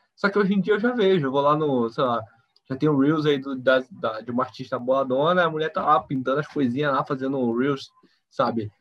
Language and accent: Portuguese; Belém, Pará, Brazil; moved away; sou de Belém